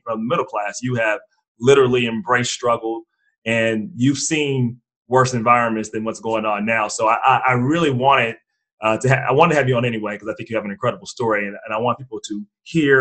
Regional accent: Cincinnati, Ohio, United States; I'm from Cincinnati, Ohio

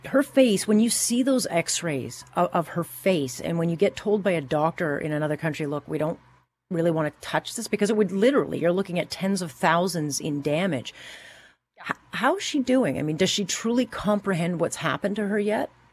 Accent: Hamilton, Ontario, Canada; I was born and raised in Hamilton

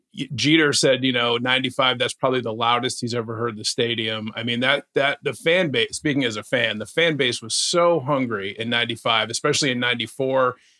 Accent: Connecticut, United States; I grew up in Connecticut. So it's Yankee Red Sox split territory, right?

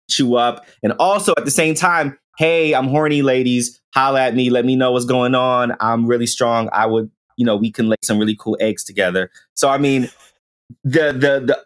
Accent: New York City, New York, United States; growing up in the Bronx, in the projects

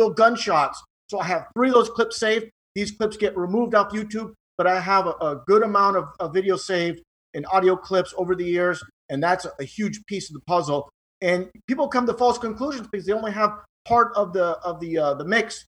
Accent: California, United States; I was born in California

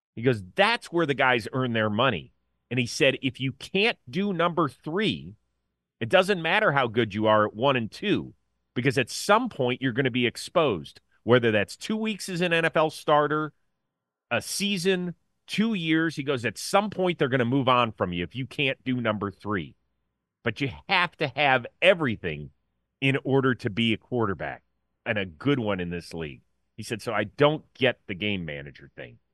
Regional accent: Cleveland, Ohio, United States; now in Los Angeles, United States; I grew up in Cleveland

